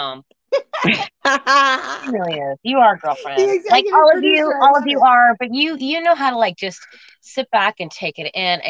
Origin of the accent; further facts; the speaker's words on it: Utah, United States; I grew up out there, and I was born in Kaiser